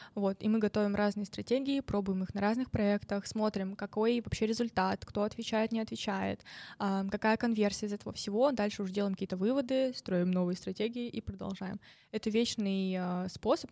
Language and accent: Russian; Novosibirsk, Novosibirsk Oblast, Russia; moved away; из Новосибирска, из моего родного города